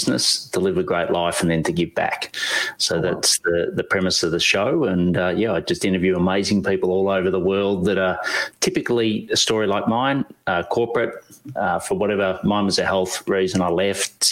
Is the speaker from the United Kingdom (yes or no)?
no; Australia; we're coffee snobs here in Australia